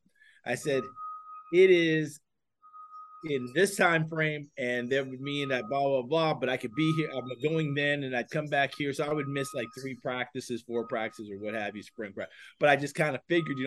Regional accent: New Paltz, New York, United States; accent: New York; from New Paltz, New York. He heard me talk with my New York accent.

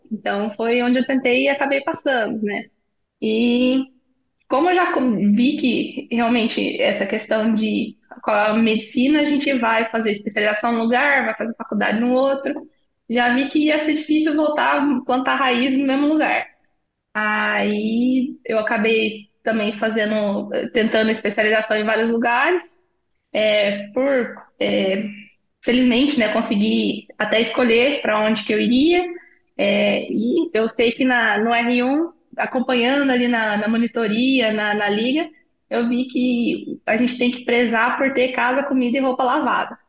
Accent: Paraná, Brazil; also born or lived in Itajaí / Londrina / Taubaté / Chicago; Eu sou paranaense

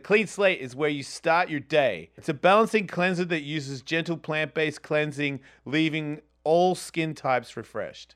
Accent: Australia; I'm from Australia

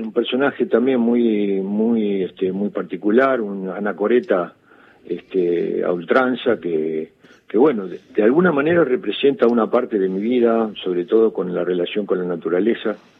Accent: Quilmes, Buenos Aires Province, Argentina; yo soy de Quilmes, yo soy nacido en Quilmes, criado en Quilmes

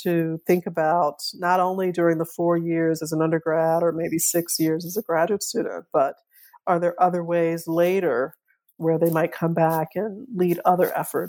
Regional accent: New Orleans, Louisiana, United States; So I grew up in New Orleans. I've learned that my family, my father's side was there. On both sides, my family was there from the antebellum era.

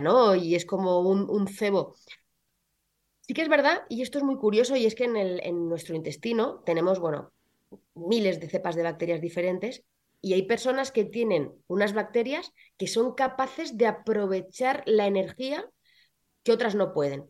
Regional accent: Belmonte, Castilla-La Mancha, Spain; moved away as an adult; also born or lived in Madrid; mi pueblo, en Belmonte

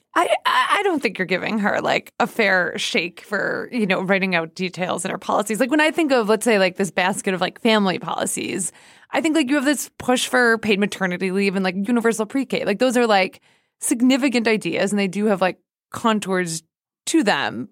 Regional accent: United States; as American

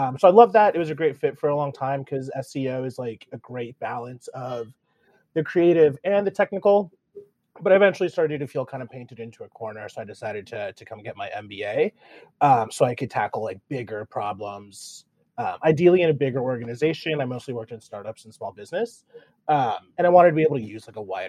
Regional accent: Randolph, New Jersey, United States; also born or lived in Houston, Texas; I mostly grew up in northern New Jersey, like 40 minutes outside of New York City, in a town called Randolph

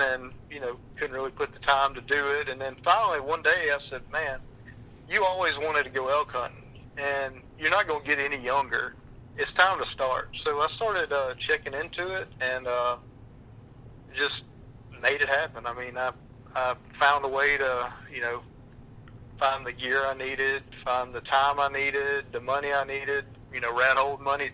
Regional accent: Mississippi, United States

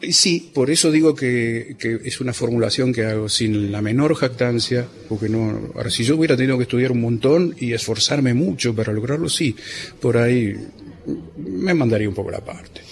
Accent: Buenos Aires, Argentina; moved away as an adult; Nací en el barrio de Caballito

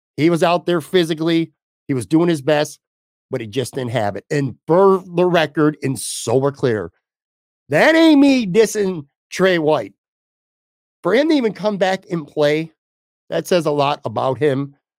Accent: Buffalo, New York, United States; born or raised there

